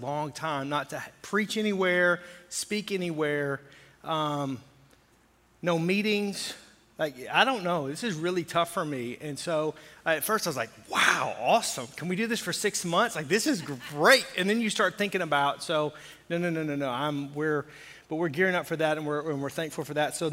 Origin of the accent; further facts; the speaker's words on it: the South, United States; I grew up where, in a very conservative area in the South